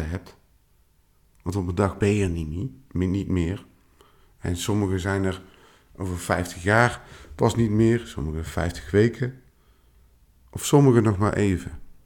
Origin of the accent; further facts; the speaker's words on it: Tilburg, North Brabant, Netherlands; also born or lived in Eindhoven; now in Veldhoven, Netherlands; oorspronkelijk kom ik uit Tilburg